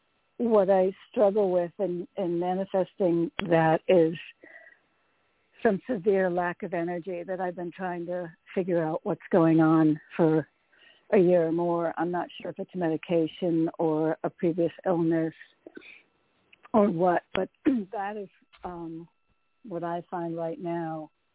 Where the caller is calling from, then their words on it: New York, United States; From New York.